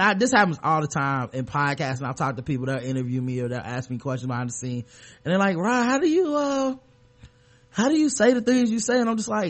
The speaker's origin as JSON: {"language": "English", "region": "the South", "country": "United States", "said": "I'm from the South. We go to South Carolina every once in a while."}